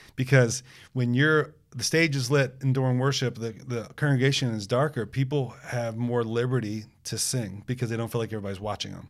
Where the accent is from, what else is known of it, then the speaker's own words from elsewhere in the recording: United States; we're American